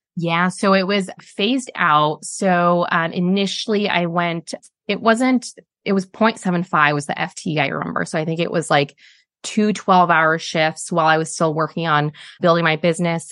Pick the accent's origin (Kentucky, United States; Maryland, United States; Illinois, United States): Illinois, United States; Chicago; moved away as an adult; now in Sydney, Australia; I'm from Chicago